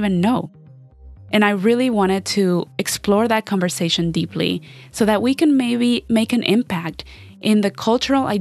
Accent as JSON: {"language": "English", "region": "Ohio", "country": "United States", "tie": "born or raised there", "said": "growing up in Ohio"}